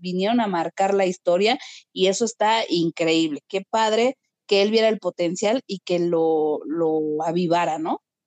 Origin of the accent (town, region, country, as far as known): Mexico